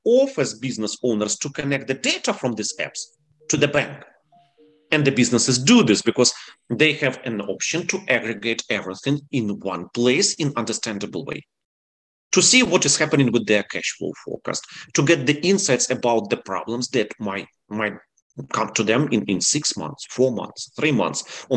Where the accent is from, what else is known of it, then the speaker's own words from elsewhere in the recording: Ukraine; English is a second language; moved away as an adult; also born or lived in San Francisco; now in Charlotte, United States; originally, I'm from Ukraine